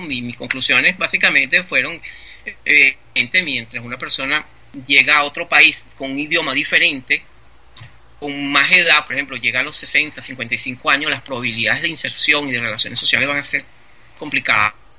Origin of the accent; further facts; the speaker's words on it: Venezuela; moved away; yo soy un ciudadano venezolano. Venezolano. Esa es mi, identidad